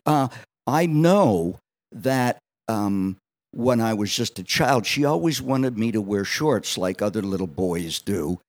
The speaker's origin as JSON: {"language": "English", "town": "Allentown", "region": "Pennsylvania", "country": "United States", "tie": "born or raised there", "also_born_or_lived": "Wildwood, New Jersey", "said": "growing up on the South Side of Allentown"}